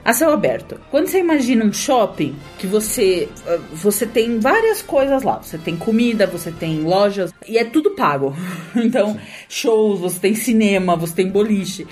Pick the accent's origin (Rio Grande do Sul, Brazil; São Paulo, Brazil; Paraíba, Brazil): São Paulo, Brazil; A gente é de São Paulo